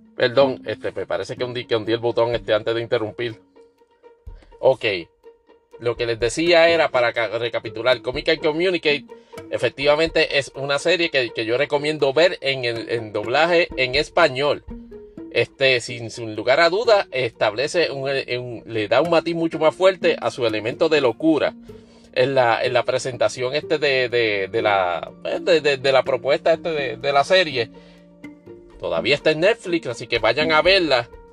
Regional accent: Puerto Rico; yo nunca me he ofendido como puertorriqueño

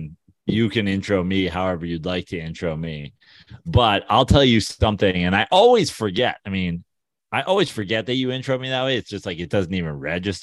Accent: New York, United States; as a New Yorker.

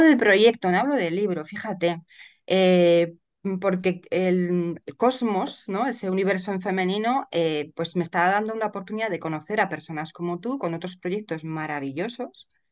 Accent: Madrid, Community of Madrid, Spain; yo soy de Madrid y resido en Madrid

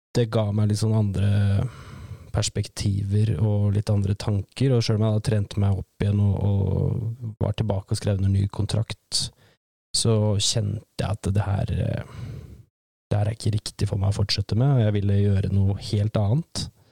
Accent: Lesja, Innlandet, Norway; Jeg vokste opp på, på Lesja, på en gård der oppe

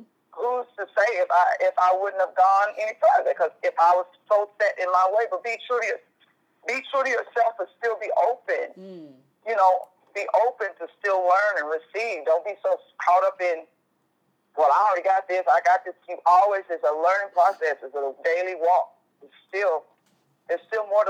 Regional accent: Tulsa, Oklahoma, United States; We're both from Tulsa. We're both from T-Town.

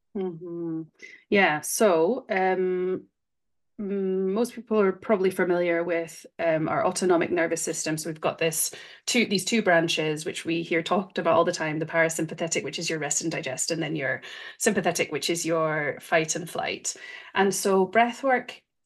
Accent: Scotland, United Kingdom; moved away as an adult; now in Switzerland; I'm from Scotland, but I'm in Switzerland, which is where my husband is from

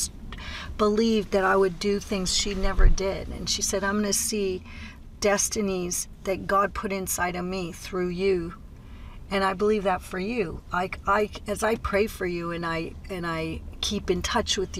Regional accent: United States; moved away as an adult; now in Mozambique; I'm from America.

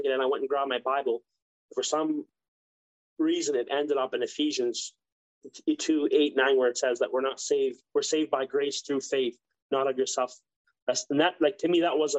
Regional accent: Ontario, Canada; moved away; also born or lived in Mexico; I grew up with him in Ontario

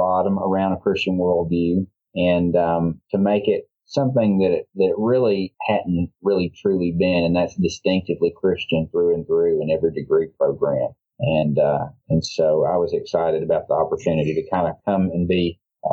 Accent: Memphis, Tennessee, United States; moved away; also born or lived in North Mississippi / New Orleans; The Memphis area, North Mississippi, and then I grew up in Memphis mainly. I'm a pastor's kid. I've lived a couple. I just tell people I've lived across the Southeast Conference

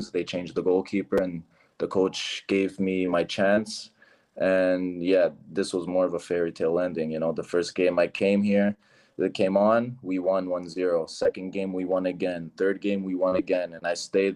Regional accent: Toronto, Ontario, Canada; now in Portugal; I'm from Toronto, I'm from the city

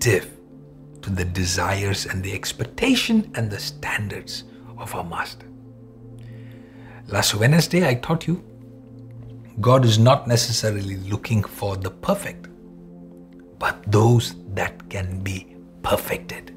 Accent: Malayali, Kerala, India; first language Malayalam; English is a second language; All my Malayali people

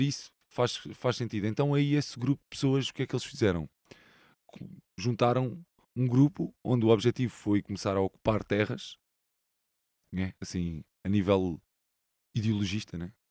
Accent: Lisbon, Portugal; Sou um sou saloio, né? Cresci é. aqui nesta zona

